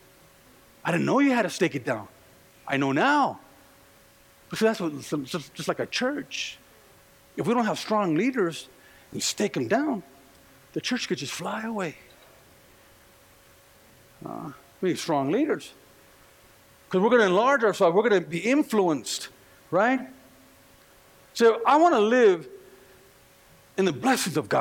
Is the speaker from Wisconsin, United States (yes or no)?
no; California, United States; now in Colorado, United States; I'm just from California